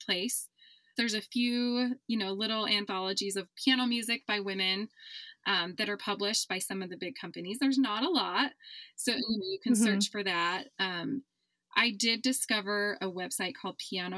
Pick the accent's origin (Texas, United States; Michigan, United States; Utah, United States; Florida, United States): Utah, United States; I'm from Utah.